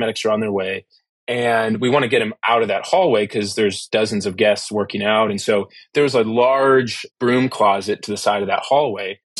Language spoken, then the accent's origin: English; Toledo, Ohio, United States; I was living in Toledo, Ohio at the time, which was my hometown